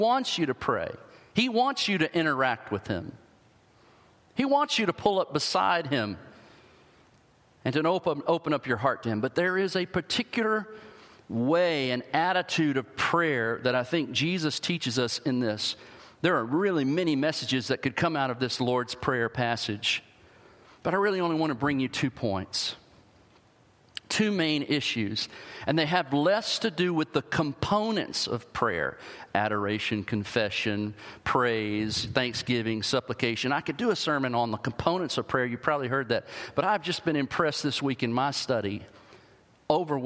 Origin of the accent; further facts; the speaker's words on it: the South, United States; I grew up in the South